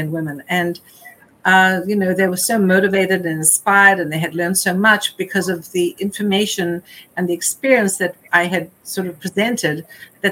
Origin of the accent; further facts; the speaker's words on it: South Africa; moved away; growing up in South Africa